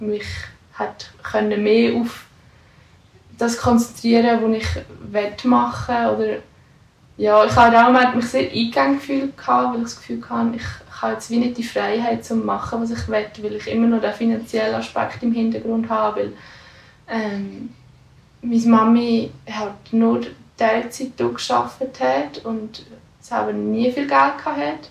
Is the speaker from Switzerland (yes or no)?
yes; Lucerne, Switzerland; also born or lived in Austria / St. Gallen; ich komme ursprünglich aus Luzern